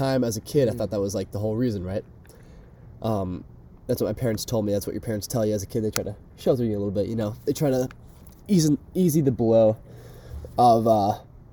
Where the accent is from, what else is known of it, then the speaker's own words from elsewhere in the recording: Fallbrook, California, United States; now in Wisconsin, United States; I am originally from Fallbrook, California, if any of you know where that is, but most recently from Wisconsin.